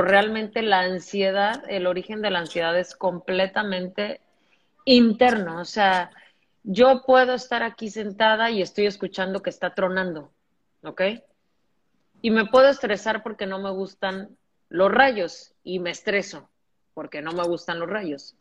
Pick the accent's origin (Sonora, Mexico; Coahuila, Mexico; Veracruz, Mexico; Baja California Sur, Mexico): Veracruz, Mexico; yo soy de Veracruz